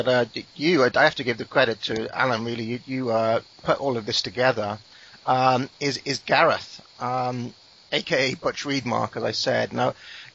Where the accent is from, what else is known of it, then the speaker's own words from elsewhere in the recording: Wales, United Kingdom; I'm not English